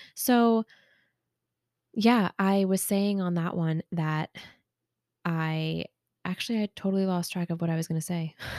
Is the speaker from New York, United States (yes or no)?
yes; Long Island, New York, United States; moved away as an adult; now in California, United States; I am from Long Island originally